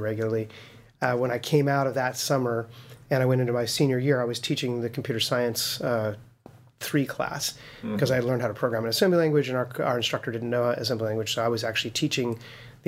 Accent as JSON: {"language": "English", "town": "Las Vegas", "region": "Nevada", "country": "United States", "tie": "born or raised there", "said": "I was born and raised in Vegas. Yeah, I never lived anywhere else"}